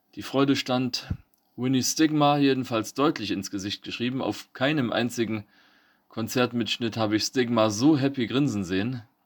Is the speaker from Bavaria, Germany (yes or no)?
no; Eisenberg, Thuringia, Germany; bei uns in Eisenberg